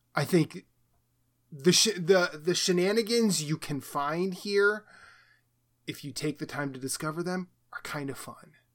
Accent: Iowa, United States; I grew up in Iowa

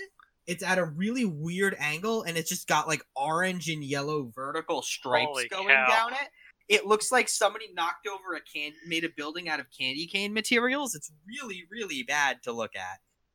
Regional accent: New Jersey, United States; because I'm from New Jersey

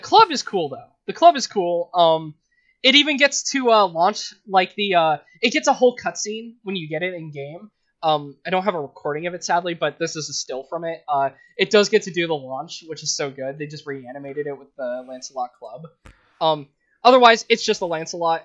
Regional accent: England, United Kingdom; we're English

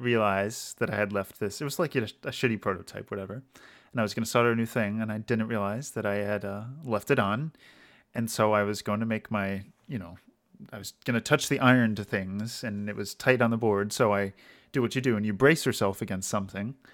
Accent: Maryland, United States; my hometown in Maryland, which is like kind of like rural hickish

